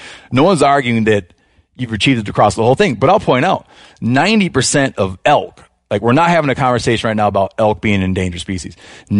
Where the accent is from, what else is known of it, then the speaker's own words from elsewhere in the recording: Michigan, United States; They're not doing fantastic in the southern portion of my home state of Michigan, which is absent of them.